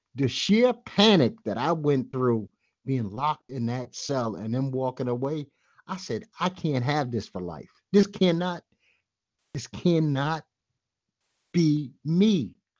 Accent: New York City, New York, United States; by now I'm a well-schooled Brooklynite

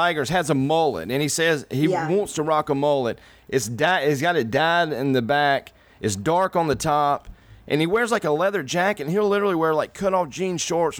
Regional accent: North Carolina, United States; I'm from North Carolina. We're from the South, dude.

